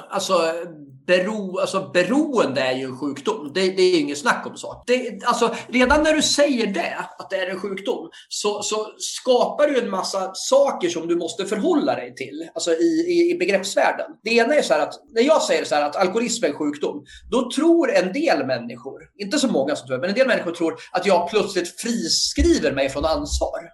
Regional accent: Sweden; jag är uppväxt i Felixbro

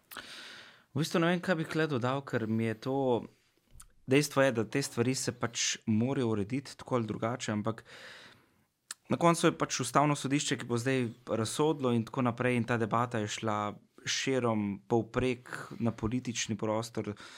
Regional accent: Slovenia; smo Slovenci

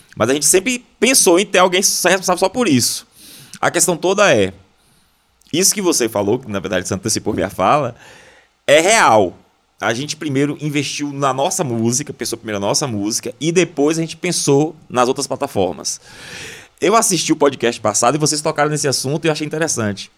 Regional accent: interior of Bahia, Brazil; eu sou do interior da Bahia, de uma cidade pequena

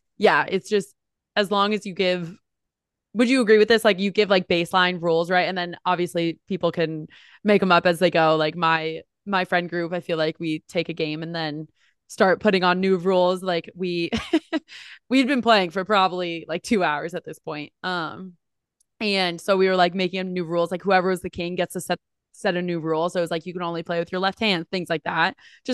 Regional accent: New Jersey, United States; So like growing up, I'm from New Jersey originally. It was like king, queen, jack, toilet.

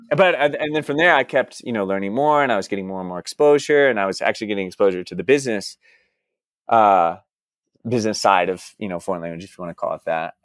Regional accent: Dallas, Texas, United States; moved away as an adult; also born or lived in Austin, United States / New York City, United States / Santiago, Chile / Buenos Aires, Argentina; I'm actually originally from Dallas, Texas

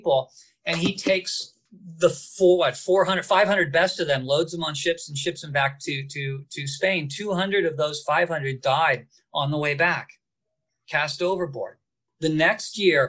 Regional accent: Southern California, United States; where I grew up in Southern California

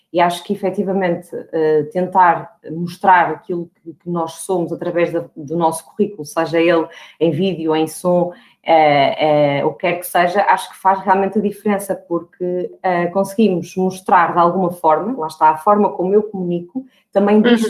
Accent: Porto, Norte, Portugal; eu tenho 35 anos, sou do Porto

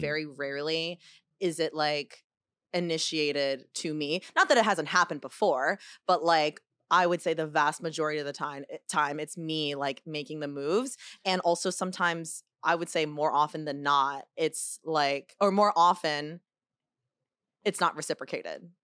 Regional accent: United States; first language Chinese; English is a second language; I'm a Chinese kid in, in America

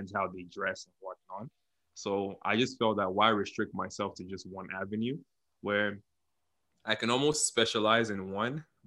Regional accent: Lagos, Nigeria; moved away as an adult; now in Canada; I grew up in Nigeria. I was born and raised in Lagos, Nigeria, and I moved to Canada in 2016.

